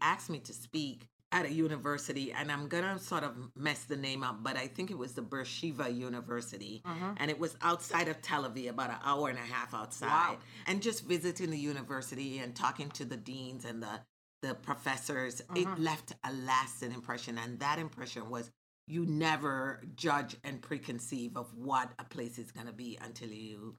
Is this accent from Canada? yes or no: no; Jamaica; moved away; I grew up in Jamaica